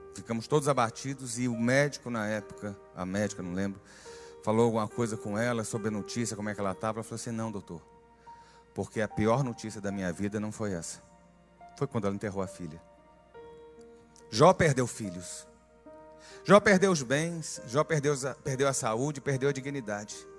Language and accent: Portuguese; Northeast Region, Brazil; meu sangue nordestino